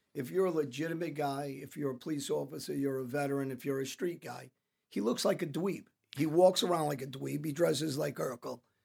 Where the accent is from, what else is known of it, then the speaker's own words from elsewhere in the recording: New Jersey, United States; I grew up around South Jersey